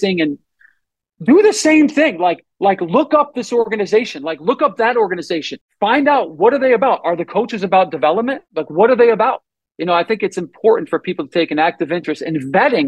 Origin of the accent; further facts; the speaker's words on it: Northeast, United States; I grew up in the Northeast